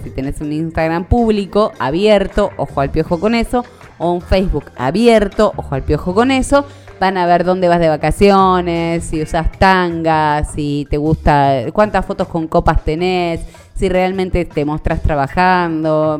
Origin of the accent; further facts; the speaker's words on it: Argentina; tengamos que aprender como argentinos